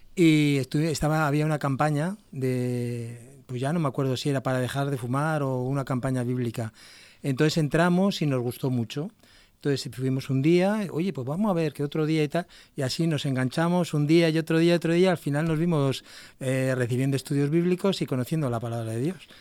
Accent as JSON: {"language": "Spanish", "region": "Basque Country", "country": "Spain", "moved": "as an adult", "lives_now": "Murcia, Spain", "said": "Yo soy de aquí, del País Vasco"}